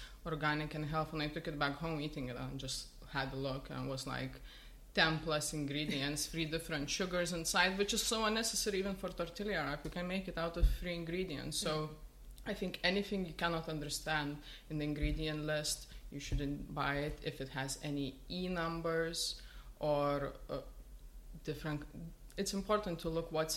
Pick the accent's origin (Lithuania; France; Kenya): Lithuania; moved away; I was growing up in Lithuania